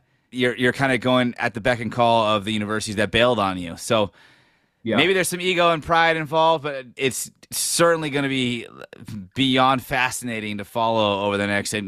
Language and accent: English; Bay Area, California, United States; I'm from the Bay Area.